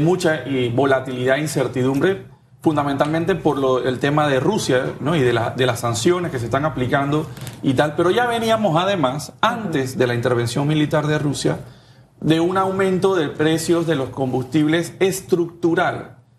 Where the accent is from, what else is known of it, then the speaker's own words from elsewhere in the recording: Panama; somos panameños